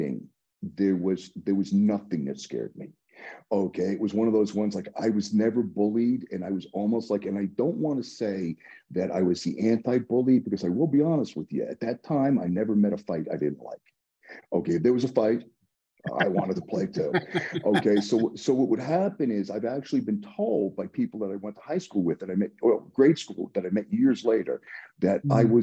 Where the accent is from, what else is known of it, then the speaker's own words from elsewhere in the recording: New York City, New York, United States; I grew up in the Bronx